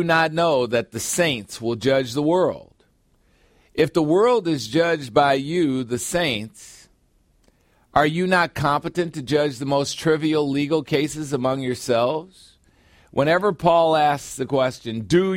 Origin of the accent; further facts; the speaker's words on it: United States; I'm an American